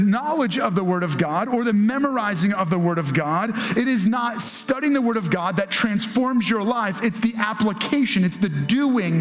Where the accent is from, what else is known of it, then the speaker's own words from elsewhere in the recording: United States; Our challenge as American Christians